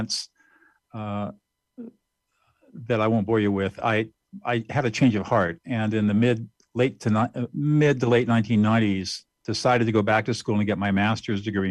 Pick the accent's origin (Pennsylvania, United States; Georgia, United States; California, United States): California, United States; Southern; also born or lived in New Hampshire; I grew up in Southern California and graduated from high school